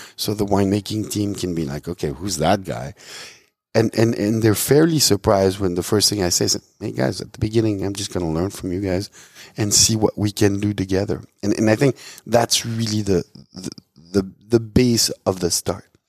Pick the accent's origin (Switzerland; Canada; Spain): Switzerland; moved away as an adult; I was born and raised in Switzerland.